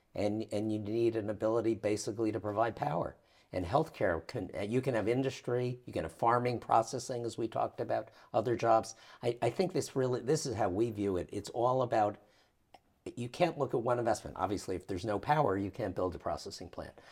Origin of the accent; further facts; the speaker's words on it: United States; as an American